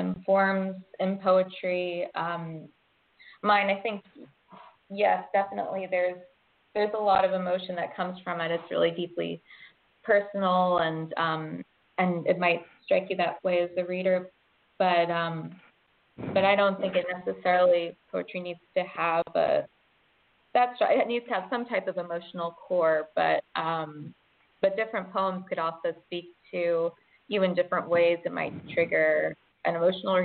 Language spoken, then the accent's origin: English; Georgia, United States; moved away as an adult; also born or lived in upstate New York; now in Brooklyn, United States; I grew up in Georgia and I was born in upstate New York